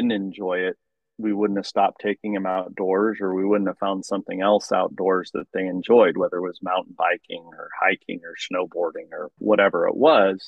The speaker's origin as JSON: {"language": "English", "area": "Lower Yuba River", "region": "California", "country": "United States", "tie": "born or raised there", "said": "I grew up on the Lower Yuba River"}